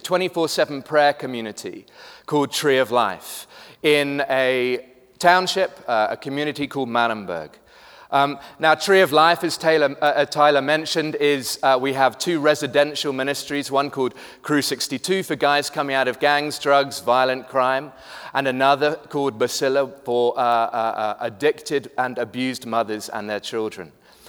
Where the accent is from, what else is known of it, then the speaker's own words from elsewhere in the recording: United Kingdom; now in Cape Town, South Africa; I am British, but have lived in Cape Town for the last 14 years. Slightly confused accent, if you're trying to place it, that's what it is.